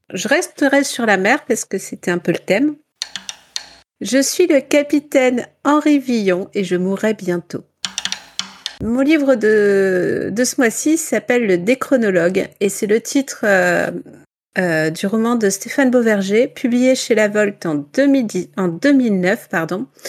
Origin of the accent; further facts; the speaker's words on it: Ch'ti, Hauts-de-France, France; accent: ch'ti; mon accent espagnol est très est très est très ch'ti